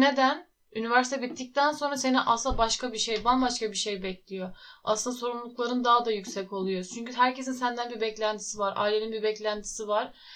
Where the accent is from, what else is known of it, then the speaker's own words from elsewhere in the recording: Muğla, Turkey; also born or lived in Tokat / İzmir; Tokat'ta yaşıyordum. 9 yaşına kadar. 9 yaşında Muğla'ya taşındık.